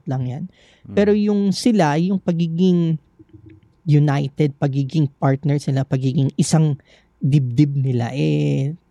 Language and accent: Tagalog; Philippines; now in Hong Kong